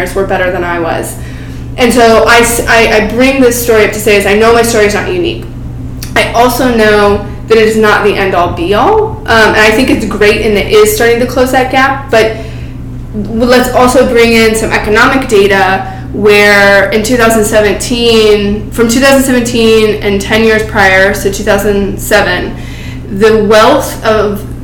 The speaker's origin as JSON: {"language": "English", "area": "Silicon Valley", "region": "California", "country": "United States", "tie": "born or raised there", "said": "coming from Silicon Valley and watching my hometown getting taken over by tech"}